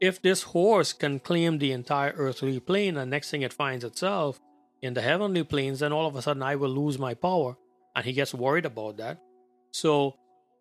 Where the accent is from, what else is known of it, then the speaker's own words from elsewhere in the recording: Trinidad & Tobago; moved away; we grew up back in Trinidad.